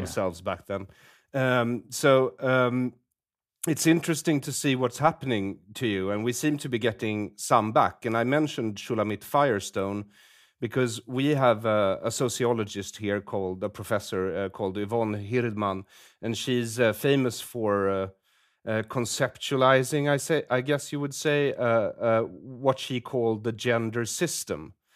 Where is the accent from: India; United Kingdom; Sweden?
Sweden; I come from Sweden